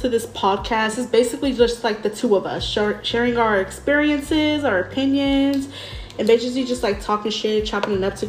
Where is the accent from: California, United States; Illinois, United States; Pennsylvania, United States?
California, United States; Inglewood; moved away as an adult; now in Long Beach, United States; I'm 26. I'm from Inglewood, but I moved to Long Beach to live with her.